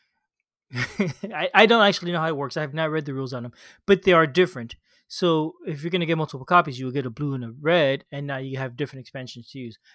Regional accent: Florida, United States; I grew up in Florida, you know, near the ocean.

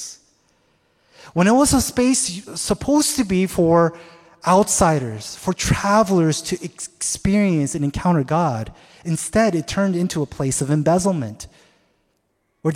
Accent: Seattle, Washington, United States; moved away; I'm originally from Seattle

